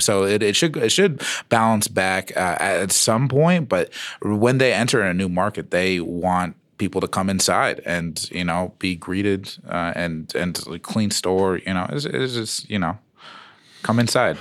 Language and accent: English; Phoenix, Arizona, United States; now in Denver, United States; I am from Phoenix, but I am native